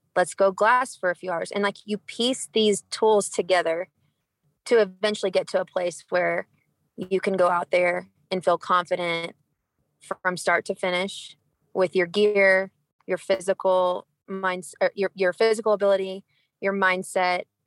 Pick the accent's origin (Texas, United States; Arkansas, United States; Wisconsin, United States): Texas, United States; moved away as an adult; now in Cedar City, United States; born and raised in Texas